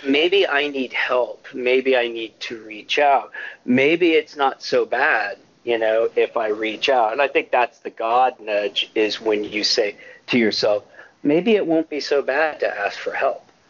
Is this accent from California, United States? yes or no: yes; Marin, California, United States; moved away as an adult; also born or lived in Portland / Chicago / Southeast Asia / Austin, Texas; I was raised in Marin